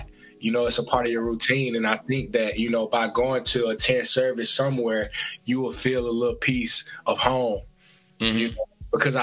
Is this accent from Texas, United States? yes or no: no; Nashville, Tennessee, United States; moved away as an adult; now in Oregon, United States; growing up in the South, I was used to racism